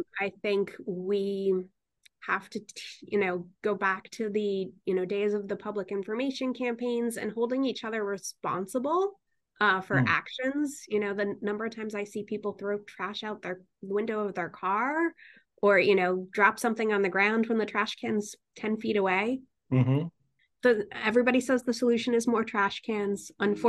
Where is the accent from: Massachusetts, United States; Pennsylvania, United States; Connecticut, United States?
Connecticut, United States; Newtown; I was born in Newtown. Oh, I was born in Bridgeport, Connecticut, but I grew up in Newtown, Connecticut.